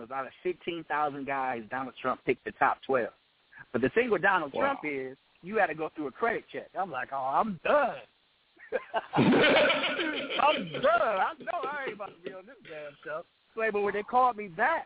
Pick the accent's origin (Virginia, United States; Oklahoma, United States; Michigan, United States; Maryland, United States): Michigan, United States; Detroit; I'm from Detroit, man, the Motown city